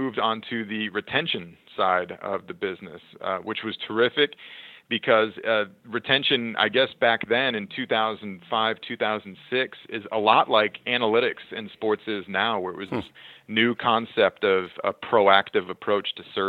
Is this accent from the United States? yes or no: yes; Oklahoma City, Oklahoma, United States; also born or lived in Minnesota / Phoenix; I was born in Minnesota, lived there for about 10 years. My dad's company got transferred down to Oklahoma City, so from 10 and on, I've been an Oklahoman through and through.